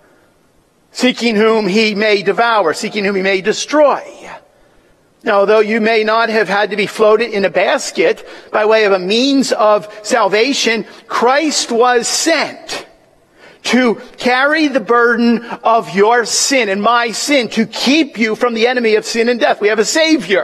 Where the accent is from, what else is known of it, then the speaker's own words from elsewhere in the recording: Willow Grove, Pennsylvania, United States; I was born in Willow Grove, Pennsylvania.